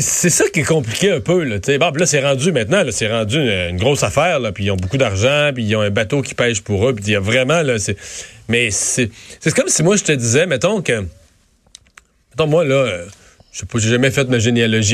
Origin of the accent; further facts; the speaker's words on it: Rivière-du-Loup region, Quebec, Canada; dans mon coin de pays